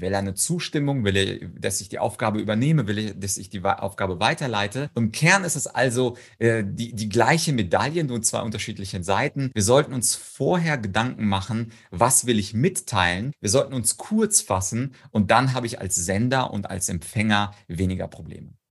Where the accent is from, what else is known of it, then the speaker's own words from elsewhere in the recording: Ukraine; moved away; Ich komme komme zum Beispiel aus der Ukraine